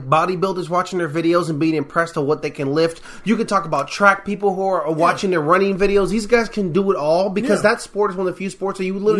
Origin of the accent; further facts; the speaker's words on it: United States; as an American.